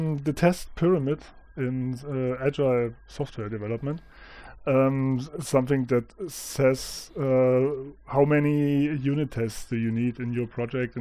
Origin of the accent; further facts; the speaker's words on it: Thuringia, Germany; I'm from Germany and Thuringia.